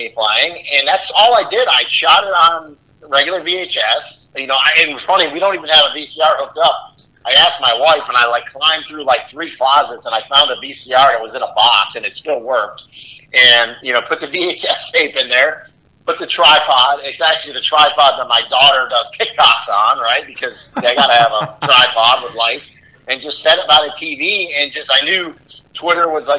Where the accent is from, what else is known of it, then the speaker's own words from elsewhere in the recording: Rochester, New York, United States; moved away as an adult; also born or lived in Massachusetts; now in Orlando, United States; I'm from Rochester, New York, originally. So that's where I went to high school